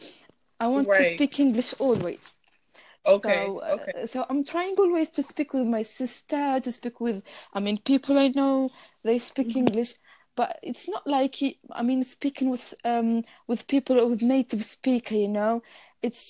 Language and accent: English; Tunisia; first language Arabic; English is a second language; I'm Tunisian